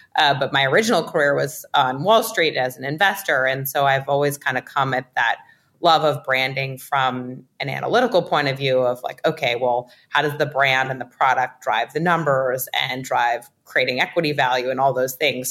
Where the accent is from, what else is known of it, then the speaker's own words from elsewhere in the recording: New York City, New York, United States; I grew up in New York City